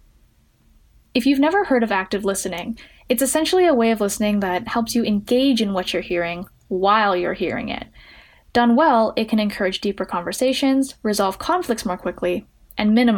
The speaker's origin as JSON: {"language": "English", "town": "Edmonton", "region": "Alberta", "country": "Canada", "said": "I'm 19 from Edmonton, Alberta, Canada"}